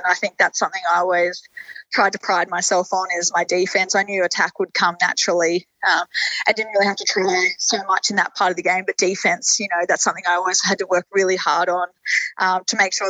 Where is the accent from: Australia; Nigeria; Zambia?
Australia; Roma, Queensland; So I guess my journey started in Roma. And, I grew up in a family that loved all kind of sports.